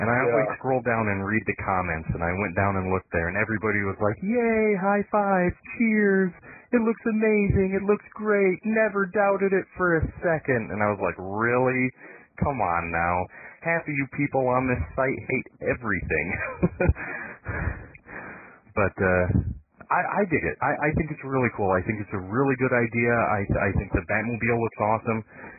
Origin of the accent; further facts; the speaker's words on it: Michigan, United States; I'm from Michigan, but I have no idea where that is.